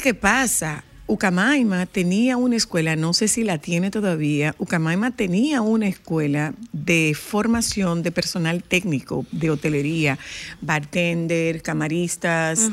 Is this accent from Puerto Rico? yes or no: no; Dominican Republic; mi pueblo que no tiene malecón